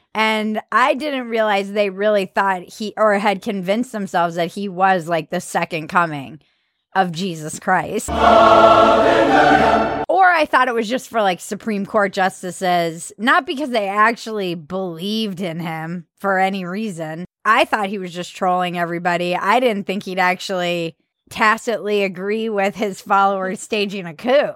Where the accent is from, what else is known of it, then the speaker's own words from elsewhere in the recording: East Coast, United States; growing up on the East Coast